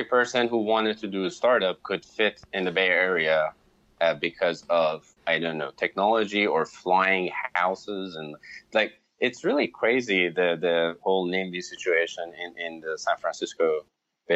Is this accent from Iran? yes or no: yes; Iran; moved away; I'm Iranian, I'm from Iran